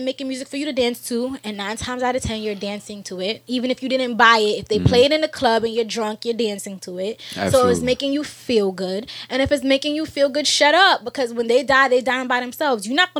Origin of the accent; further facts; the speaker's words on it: New York, United States; And as a New Yorker, okay, in New York, I get many more people trying to tell me and convince me I have an accent.